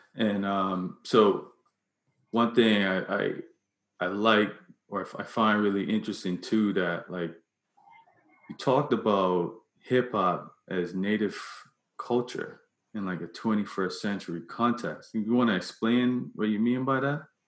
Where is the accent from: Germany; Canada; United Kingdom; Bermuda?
Bermuda; I'm from Bermuda